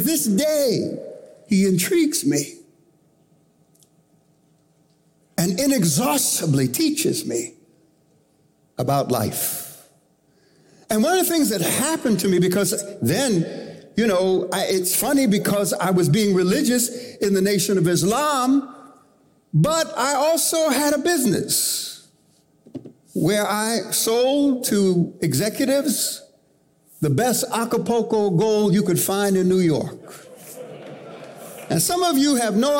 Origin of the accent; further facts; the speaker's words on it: Panama; now in United States; I was born in Panama, and we left Panama to come to the United States to make a new start